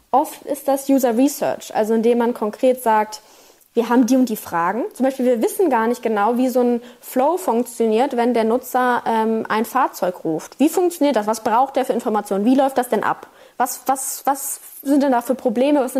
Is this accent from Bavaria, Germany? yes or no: no; Berlin, Germany; Ich bin ja aus Berlin